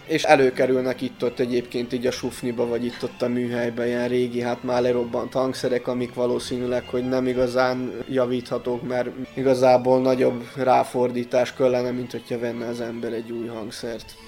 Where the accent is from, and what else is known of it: Bečej, Vojvodina, Serbia